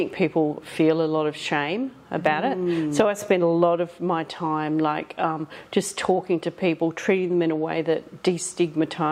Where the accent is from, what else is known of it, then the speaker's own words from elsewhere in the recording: Killingery, Western Australia, Australia; now in Perth, Australia; I'm from a very small country town called Killingery. It's about 200 people and a tiny school. I did my primary school there